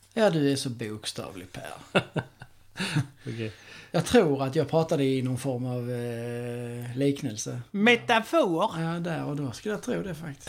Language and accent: Swedish; Skåne, Sweden; jag är från Skåne